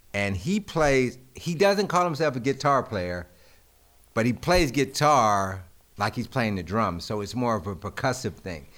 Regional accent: Greensboro, North Carolina, United States; I'm from Greensboro

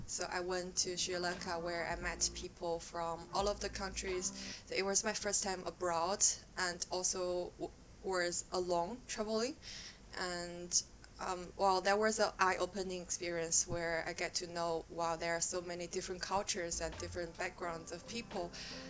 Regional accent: China; accent: Chinese; English is a second language; moved away as an adult; also born or lived in Australia; now in United Kingdom; I was born and raised in China and I've been living and working in UK for 3 years, 3.5 years now.

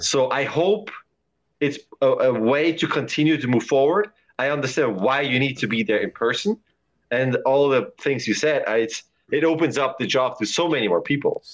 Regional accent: Lucerne, Switzerland; now in San Francisco, United States; I am from Lucerne in Switzerland

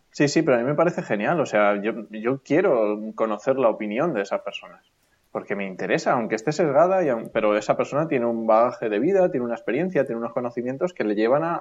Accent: Asturias, Spain; now in Castilla-La Mancha, Spain; Sí, sí, sí, yo soy de nacimiento asturiano.

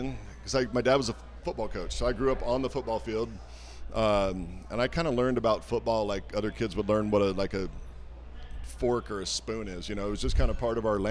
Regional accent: Walla Walla, Washington, United States; growing up in Walla Walla

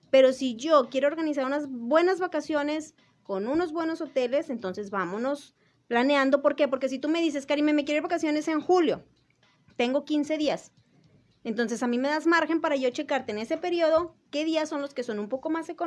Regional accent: Mexico; yo no entiendo por qué la gente, como buen mexicano, dejamos todo a último momento.

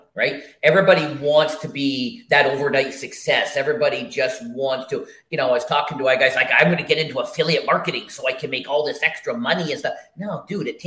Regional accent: Canada; I'm the Canadian guy, so it's a little different up here

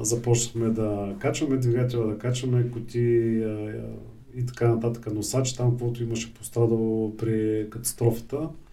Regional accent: Bulgaria; ние сме българи

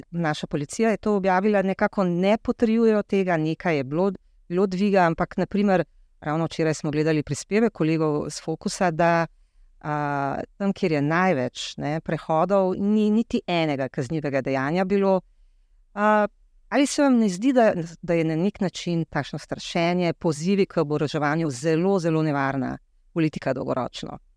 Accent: Slovenia; Kje pa se vam zdi, da je Slovenija, da smo Slovenci tako zelo ogroženi?

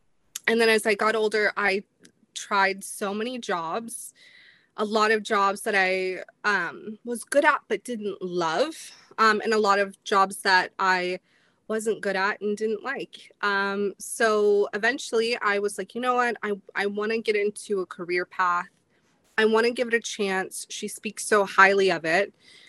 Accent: Indianapolis, Indiana, United States; born there; also born or lived in Clearwater / Chicago; So I was born in Indianapolis and I moved here. I've lived in like Clearwater area. This is my third time living in the Sunshine State. I spent some time in Chicago. I have lived in Indiana again.

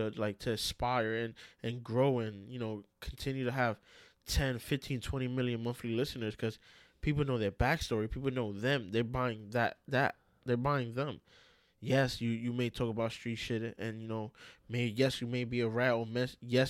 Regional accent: New York City, New York, United States; I'm from New York City, New York City, like Bronx, Brooklyn, Queens, Manhattan. I'm from there.

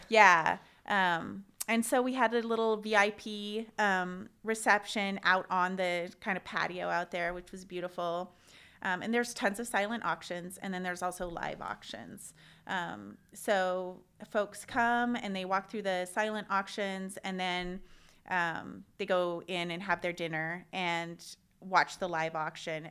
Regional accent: Missoula, Montana, United States; moved away as an adult; also born or lived in Oregon; now in Spokane, United States; I grew up in Missoula, Montana, and I studied psychology there

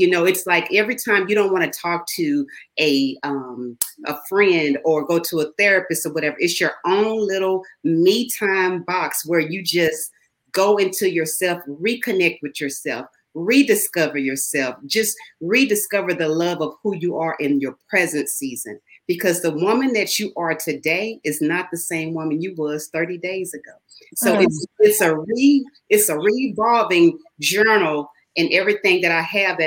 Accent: Houston, Texas, United States; I am from Houston, Texas

